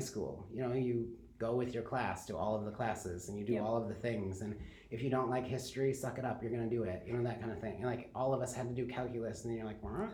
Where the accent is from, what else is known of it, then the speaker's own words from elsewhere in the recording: Kalamazoo, Michigan, United States; now in Grand Rapids, United States; I grew up in Kalamazoo